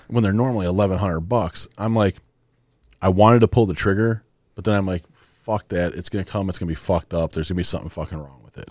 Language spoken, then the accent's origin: English; Wisconsin, United States; we're, we're two idiots from Wisconsin